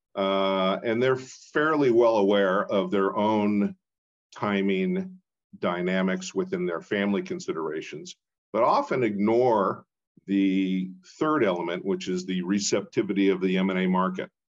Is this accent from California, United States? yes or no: no; Portland, Oregon, United States; moved away as an adult; also born or lived in East Coast; I'm a, a, Oregonian, born and raised in Portland